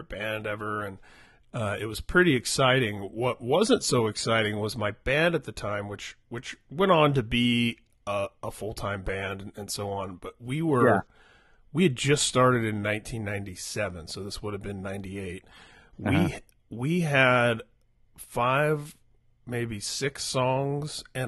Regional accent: Indianapolis, Indiana, United States; I grew up in Indianapolis

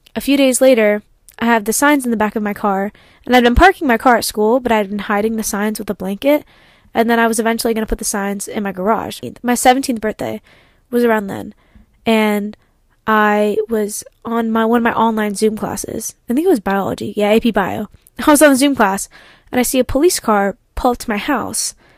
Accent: Ardmore, Pennsylvania, United States; I come from Kobe Bryant's old high school

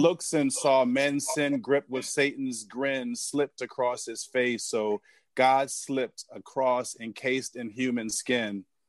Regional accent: Philadelphia, Pennsylvania, United States; now in Suitland, United States; I live in Suitland, Maryland, but I grew up in in Philadelphia

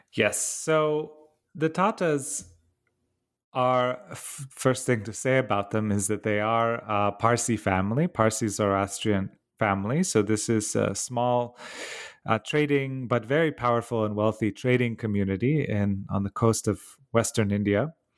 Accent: Bucharest, Romania; moved away; I grew up in, uh, Romania, in Bucharest.

